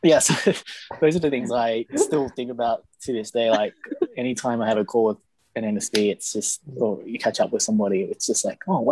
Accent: Australia; moved away as an adult; also born or lived in Cambodia / Sydney; now in Thailand; I'm half Thai and half Vietnamese, so I also have kind of connections back with this part of the world as well, but born and raised in Australia.

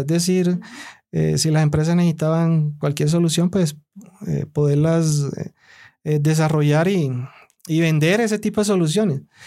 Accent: El Carmen de Bolívar, Bolívar, Colombia; yo soy de la costa. Yo vengo, nací en el Carmen de Bolívar. Toda mi infancia fue allá

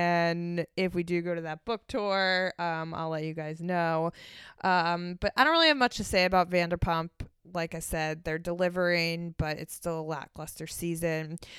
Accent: Philadelphia, Pennsylvania, United States; moved away; Philadelphia, my hometown

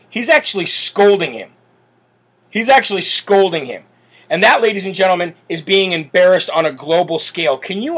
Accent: United States; as an American

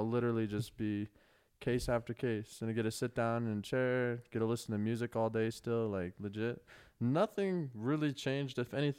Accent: United States; I'm American.

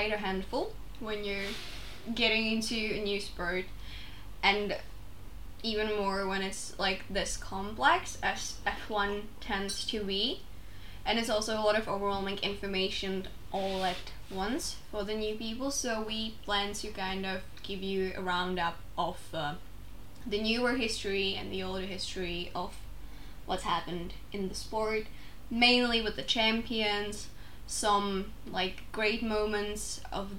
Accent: Czechia; English is a second language; I am a 20-year-old from Czech Republic, which is a small state

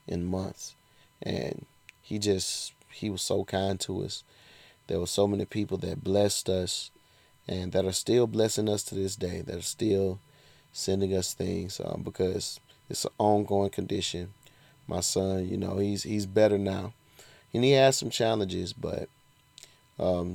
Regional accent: Georgia, United States; my home state of Georgia

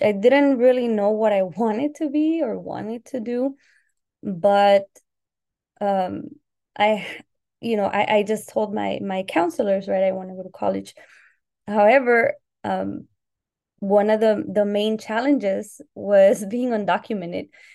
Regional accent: Southern California, United States; also born or lived in Colima, Mexico / Puerto Vallarta, Jalisco, Mexico; I arrived in the U S when I was six years old, so in the early nineties. Um, and I lived in Southern California, where I've lived most of my life

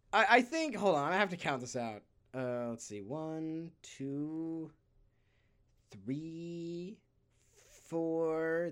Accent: San Francisco, California, United States; in my hometown of San Francisco, shout out to the city by the bay

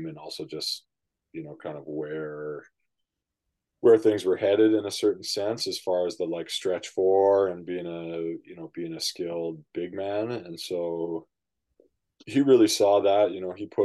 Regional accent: Vancouver, British Columbia, Canada; I grew up in East

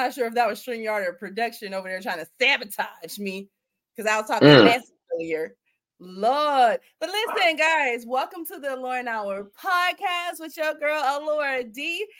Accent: Youngstown, Ohio, United States; I'm from Youngstown, and so my town is relatively small.

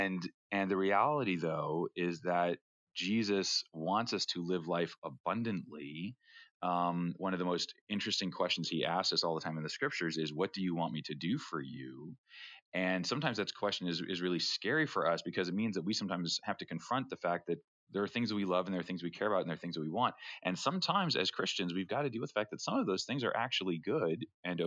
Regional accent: Rhode Island, United States; I grew up in Rhode Island, which is about as far from Hollywood

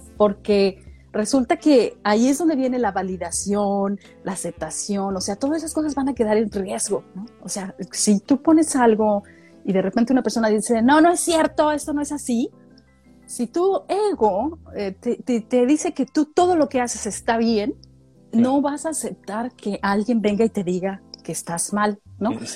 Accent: Mexico; moved away; como mexicana viviendo en el extranjero

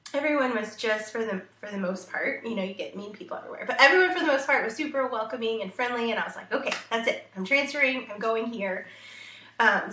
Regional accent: Arlington, Texas, United States; also born or lived in Houston, Texas / Australia; I grew up in Arlington, Texas, so a city of about 300,000-ish when I was growing up in the DFW Metroplex.

